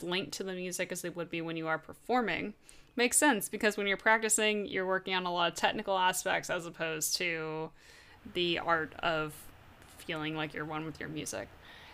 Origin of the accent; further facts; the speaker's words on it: Georgia, United States; also born or lived in Vermont; I've lived in Georgia since I was almost six, and Georgia's my home